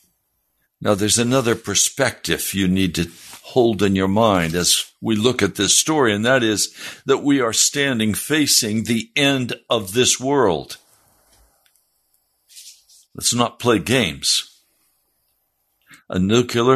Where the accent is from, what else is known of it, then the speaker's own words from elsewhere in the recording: United States; as Americans